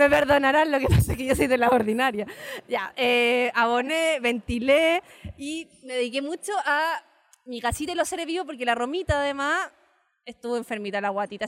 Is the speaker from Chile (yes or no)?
yes; Iquique, Tarapacá, Chile; yo soy de Iquique